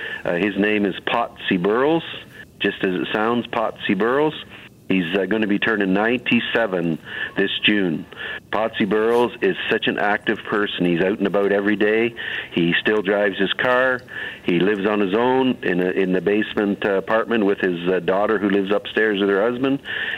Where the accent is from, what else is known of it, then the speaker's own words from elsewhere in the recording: Brampton, Ontario, Canada; I'm a former regional counselor from the city of Brampton here, and I'm also born and raised in Brampton.